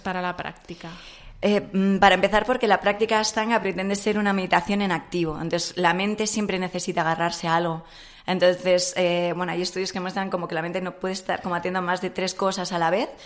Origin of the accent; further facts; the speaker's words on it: Madrid, Community of Madrid, Spain; Nací en Madrid